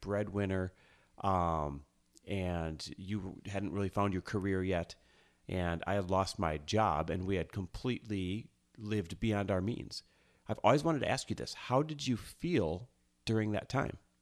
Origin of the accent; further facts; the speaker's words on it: Midwest, United States; moved away as an adult; now in Los Angeles, United States; we grew up in the Midwest, both of us, Midwest born and raised